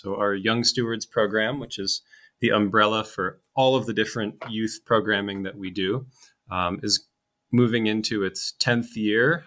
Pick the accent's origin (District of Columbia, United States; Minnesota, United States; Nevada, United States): Minnesota, United States; Austin; moved away; my hometown, um, Austin, Minnesota, very small town in, in southern Minnesota